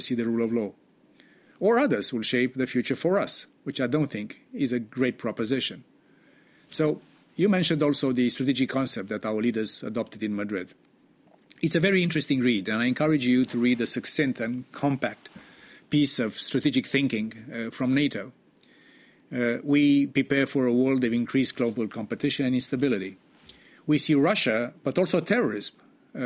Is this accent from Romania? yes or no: yes; Romania; I'm also from Romania.